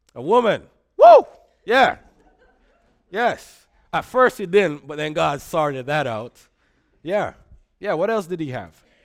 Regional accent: Jamaica; now in Grand Rapids, United States; I grew up in Jamaica. Um, if you hear an accent, that's what's going on

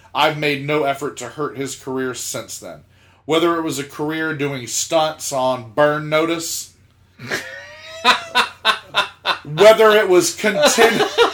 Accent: South Georgia, United States; I'm from South Georgia

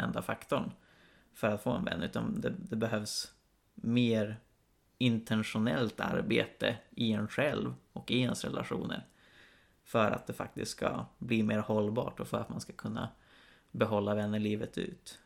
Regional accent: Karlstad, Värmland, Sweden; also born or lived in Uppsala; hemma i Karlstad där, där vi bodde jag och min syster med mamma vanligtvis

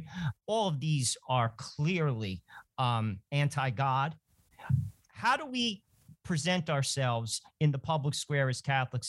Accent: New Jersey, United States; I'm an Italian from New Jersey.

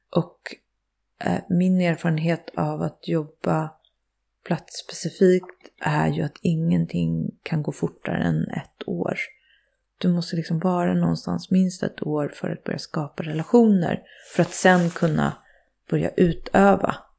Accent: Nacka, Stockholm County, Sweden; moved away; jag är född och uppvuxen i Fisksätra som är ju ett slags miljonprogramsområde mm. i Stockholm

